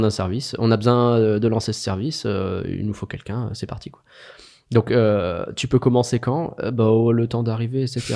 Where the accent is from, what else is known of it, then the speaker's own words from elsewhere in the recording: France; Nous sommes français.